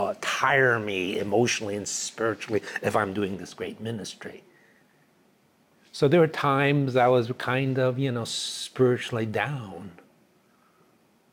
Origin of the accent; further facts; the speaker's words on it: New York City, New York, United States; also born or lived in Dallas, Texas / Chicago; now in California, United States; I grew up in New York City